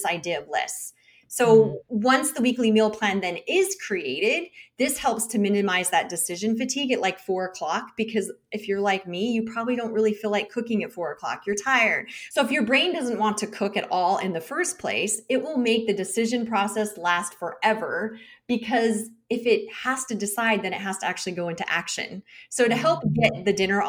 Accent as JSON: {"language": "English", "country": "United States", "said": "as an American"}